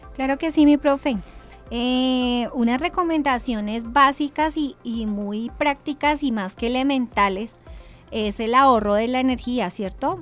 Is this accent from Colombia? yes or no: yes; Sopó, Cundinamarca, Colombia; como soposeños